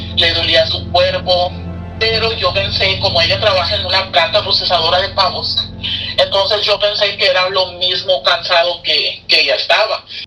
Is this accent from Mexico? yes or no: yes; Mexico; moved away as an adult; now in Mount Olive, United States; soy de México